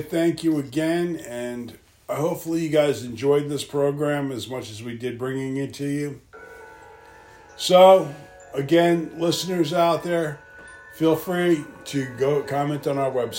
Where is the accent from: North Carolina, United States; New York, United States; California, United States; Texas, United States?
New York, United States; moved away; I'm originally from New York.